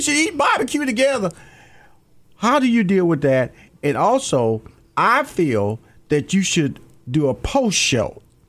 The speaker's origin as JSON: {"language": "English", "town": "Houston", "region": "Texas", "country": "United States"}